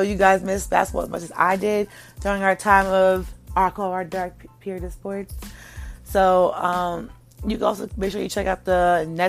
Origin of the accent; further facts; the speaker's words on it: New York, United States; as a New Yorker